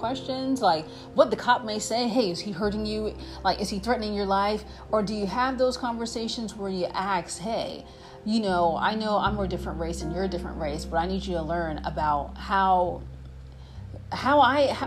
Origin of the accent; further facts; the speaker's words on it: United States; we, as American citizens